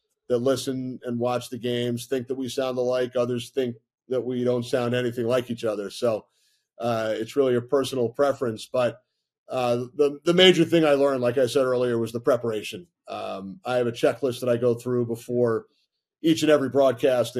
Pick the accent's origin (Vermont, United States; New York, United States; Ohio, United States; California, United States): New York, United States; Long Island; I grew up on Long Island